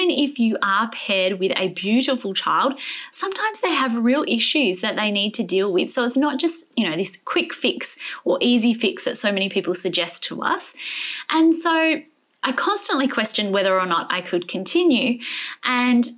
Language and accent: English; Perth, Western Australia, Australia; Rebecca lives in my hometown